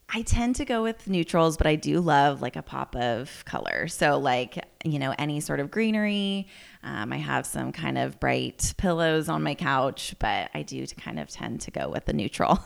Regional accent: Healdsburg, California, United States; I grew up here, so born and raised in Healdsburg

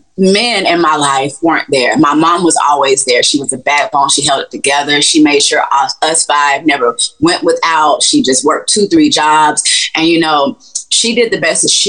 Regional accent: Gainesville, Florida, United States; I'm from Gainesville, Florida, and I stayed and grew up in the projects

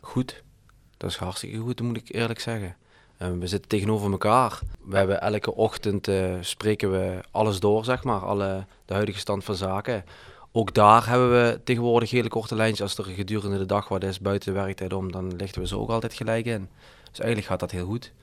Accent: Heerlen, Limburg, Netherlands; ik, ik woonde op Heerle Heide

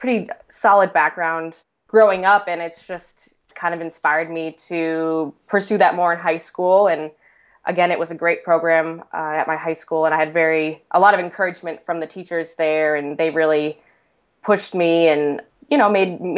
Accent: Boston, Massachusetts, United States; moved away as an adult; also born or lived in New York City; now in Chicago, United States; I was born in Boston, Massachusetts, and that's where I grew up pretty much till I was 18.

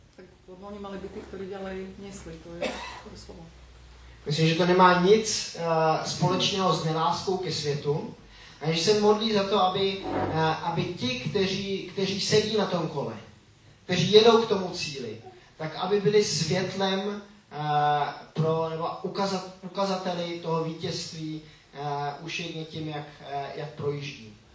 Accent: Switzerland; now in Czech Republic; jsem vyrůstal, eh, ve Švýcarsku

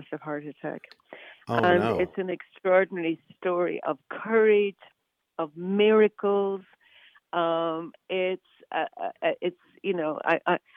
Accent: Northern Ireland, United Kingdom; I grew up in Northern Ireland

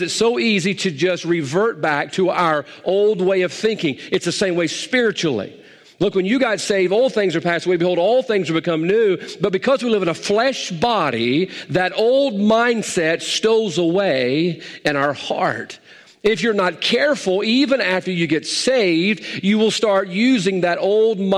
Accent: United States; I'm an American

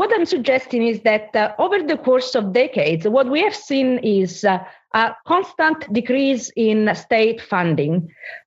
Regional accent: Italy; I'm from Italy

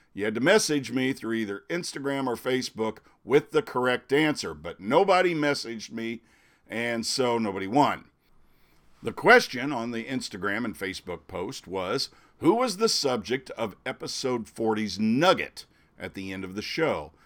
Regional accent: Hannibal, Missouri, United States; now in Natchez, United States; I'm from Hannibal, Missouri, originally

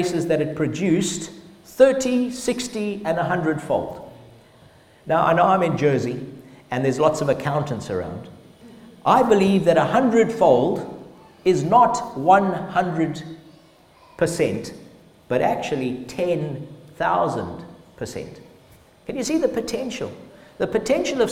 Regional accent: Zimbabwe; We grew up in Zimbabwe

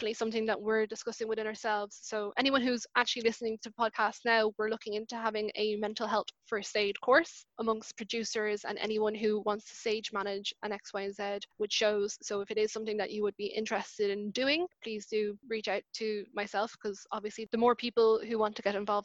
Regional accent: Cork, Munster, Ireland; I was born in Cork

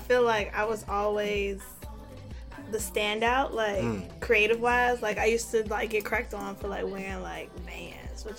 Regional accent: Alabama, United States; now in New York, United States; growing up in Alabama.

